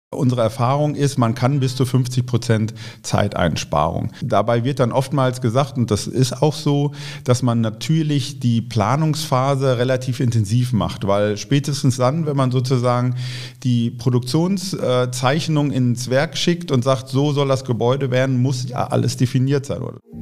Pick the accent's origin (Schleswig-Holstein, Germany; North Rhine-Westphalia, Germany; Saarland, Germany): North Rhine-Westphalia, Germany; Bochum; in Bochum, wo ich herkomme, wo ich groß geworden bin